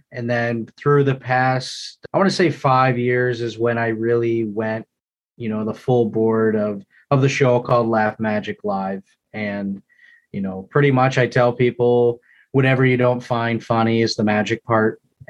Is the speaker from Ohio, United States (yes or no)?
no; South Lyon, Michigan, United States; Born and raised in South Lyon, Michigan, so about an hour south of here.